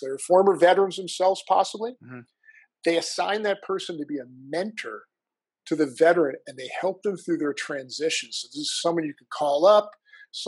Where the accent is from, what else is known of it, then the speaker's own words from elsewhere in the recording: New Jersey, United States; moved away as an adult; I'm from the coolest state in the union. It's this place called New Jersey.